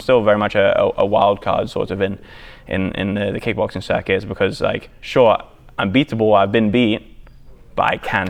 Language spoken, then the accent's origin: English; England, United Kingdom; born there; But well, I've also got the European blood in me. You know, I'm English.